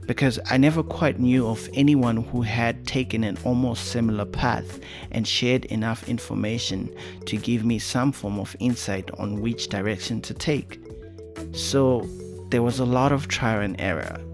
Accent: Harare, Zimbabwe; also born or lived in Bulawayo, Zimbabwe; I was born in Zimbabwe's second largest city, Bulawayo, but I grew up in the country's oldest and roughest neighborhood called Mbare, right in the capital, Harare

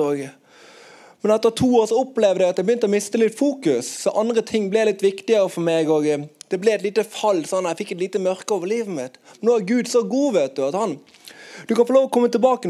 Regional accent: Bergen, Vestland, Norway; jeg kommer fra Arna

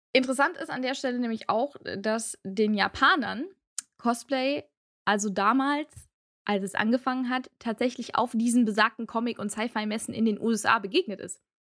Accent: Aachen, North Rhine-Westphalia, Germany; Ich komme aus Aachen

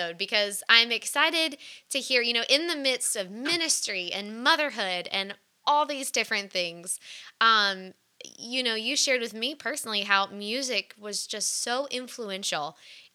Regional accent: Virginia, United States; we kind of grew up in the same area, both growing up in Virginia.

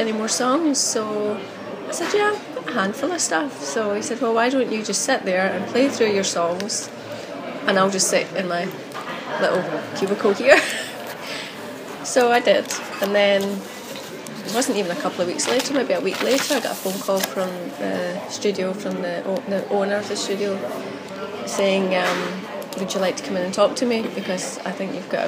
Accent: Glasgow, Scotland, United Kingdom; also born or lived in Canada; I was brought up on Bank Street, just around the corner from the university there.

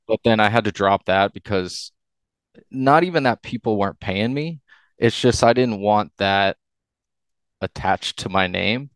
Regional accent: Upper Arlington, Ohio, United States; I grew up in Upper Arlington, went to school all throughout my growing up in U

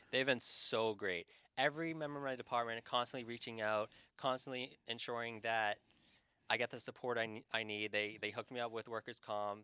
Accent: Hull, Massachusetts, United States; also born or lived in Boston, Massachusetts / Revere, Massachusetts / Saugus, Massachusetts; I'm from South Shore, Massachusetts

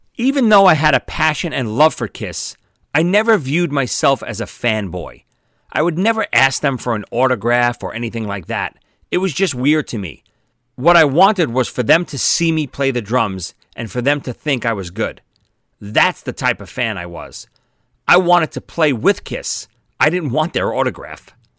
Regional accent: New York City, New York, United States; I grew up in Brooklyn

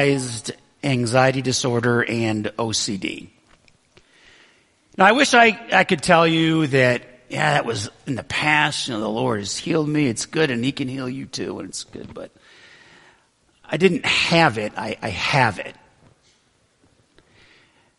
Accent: Western New York, United States; moved away as an adult; also born or lived in Brighton, Michigan; I grew up in Western New York, and I had a great childhood, really

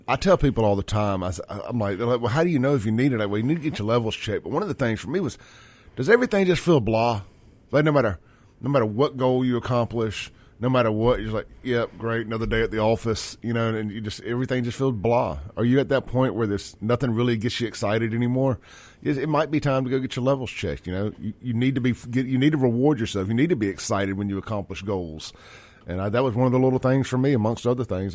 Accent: Jackson, Mississippi, United States; also born or lived in Brandon, Mississippi; I grew up in South Jackson

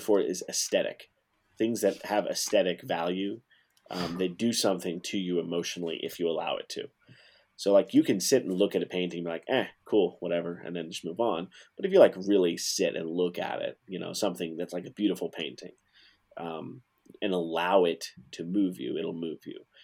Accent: Alaska, United States; moved away; also born or lived in Montana; I was born in Alaska

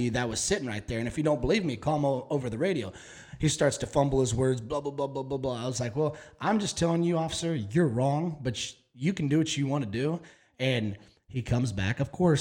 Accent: Dallas, Texas, United States; I was from Dallas

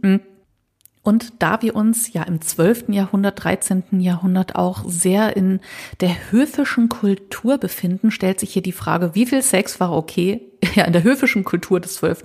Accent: Düsseldorf, North Rhine-Westphalia, Germany; Als Düsseldorferin

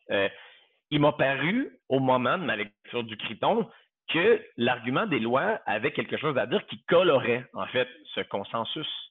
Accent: Quebec, Canada; moved away as an adult; also born or lived in Southern United States; now in United States; J'ai quitté le Québec, le, par nécessité professionnelle

